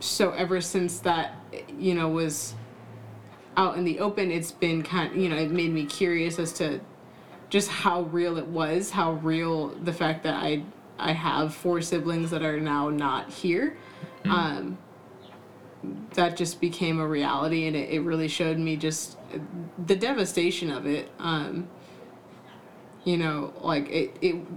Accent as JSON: {"language": "English", "region": "Southern California", "country": "United States", "tie": "born or raised there", "said": "I grew up in Southern California"}